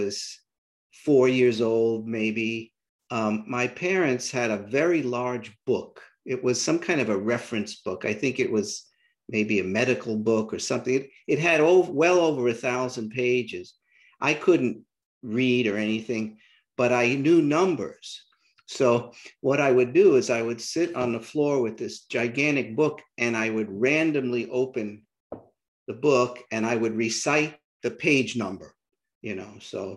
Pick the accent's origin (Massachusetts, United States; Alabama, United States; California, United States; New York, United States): New York, United States; New York City; accent: New York City; moved away as an adult; also born or lived in southern United States; I grew up in New York City. I still have my New York City accent, apparently